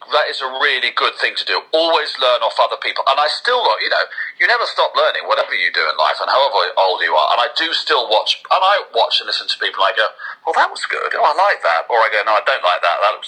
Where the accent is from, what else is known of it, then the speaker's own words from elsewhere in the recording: Kent, Sussex border, South East England, United Kingdom; also born or lived in Durham; I grew up in Kent, Sussex border.